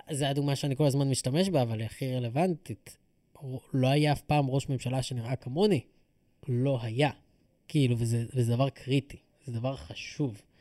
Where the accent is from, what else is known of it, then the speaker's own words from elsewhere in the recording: Ra'anana, Central District, Israel; אני חושב שכשגדלתי בתור ילד ברעננה, הבנתי בשלב מאוד מאוד מוקדם שאני צריך לאמץ את התרבות המקומית